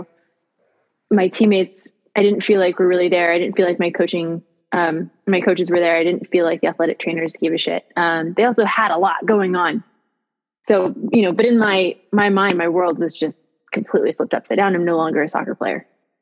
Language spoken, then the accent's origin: English; Gilroy, California, United States; I grew up in Gilroy, California, which is a really great town to just keep driving through.